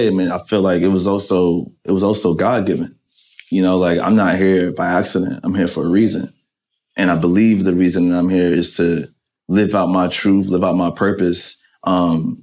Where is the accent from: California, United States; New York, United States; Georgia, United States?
New York, United States; New York City; as a kid growing up in Jamaica, Queens